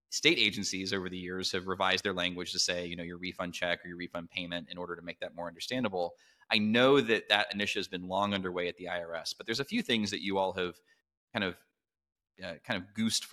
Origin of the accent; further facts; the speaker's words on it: Midwest, United States; moved away; also born or lived in Southern US; as a Midwesterner who transplanted into the South